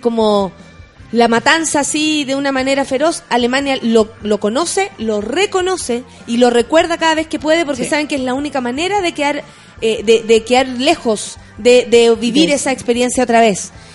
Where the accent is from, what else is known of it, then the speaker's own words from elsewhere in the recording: Chile; nosotros, como pueblo chileno